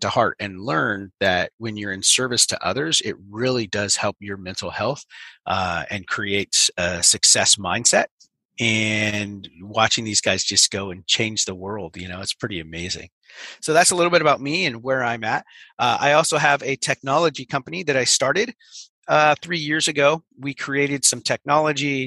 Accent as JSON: {"language": "English", "region": "Northern California", "country": "United States", "tie": "born or raised there", "said": "I grew up in America in the mountains of Northern California, and it's a small little mountain town"}